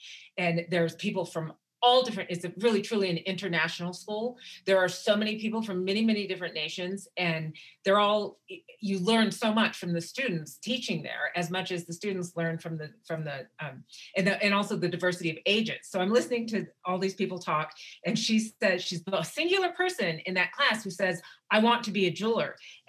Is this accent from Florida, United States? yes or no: no; Wyoming, United States; because like I said, I grew up amongst up in Wyoming, and what my aunties did for me and how much they taught me.